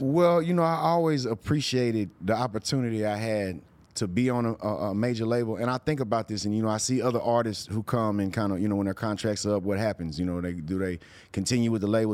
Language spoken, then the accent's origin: English; Houston, Texas, United States; growing up in Houston, it was a screwed up city